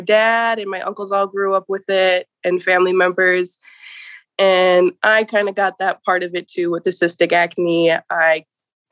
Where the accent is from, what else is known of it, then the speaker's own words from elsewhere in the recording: Welch, Minnesota, United States; I'm from Prairie Island Reservation here in Welch, Minnesota. I've kind of grew up down here pretty much my whole life.